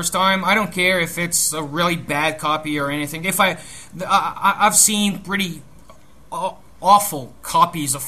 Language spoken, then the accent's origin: English; Brazil; I am from Brazil